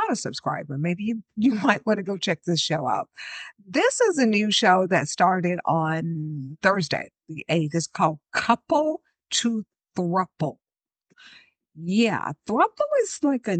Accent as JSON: {"language": "English", "region": "the South", "country": "United States", "tie": "born or raised there", "said": "I grew up in the South"}